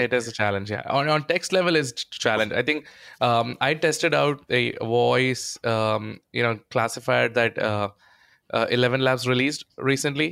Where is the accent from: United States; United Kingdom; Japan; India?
India; accent: Indian; my Indian accent